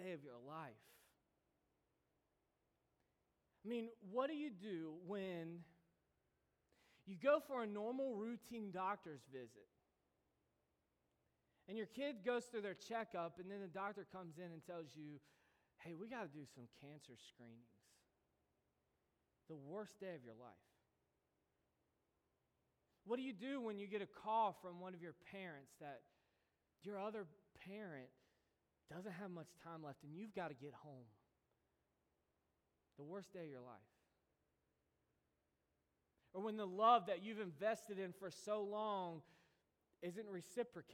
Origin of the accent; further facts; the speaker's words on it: United States; we, as American Christians